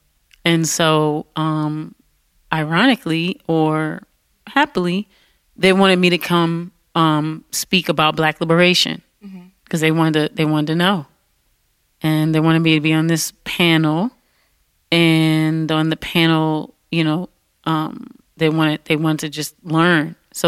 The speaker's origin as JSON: {"language": "English", "town": "Detroit", "region": "Michigan", "country": "United States", "said": "And I was from Detroit."}